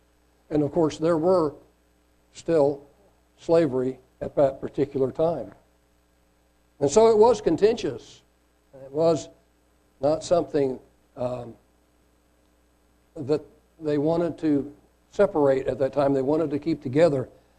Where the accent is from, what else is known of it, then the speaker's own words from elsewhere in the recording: Caracas, Capital District, Venezuela; born there; I was born in Caracas, Venezuela, and thankfully my parents were naturalized citizens, so I not only got a Venezuelan birth certificate, but I also got an American birth certificate at the same time.